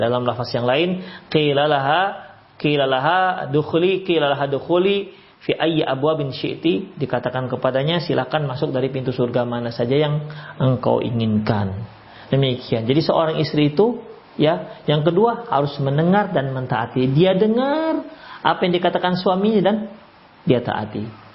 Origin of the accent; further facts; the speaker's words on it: Medan, North Sumatra, Indonesia; kami orang Medan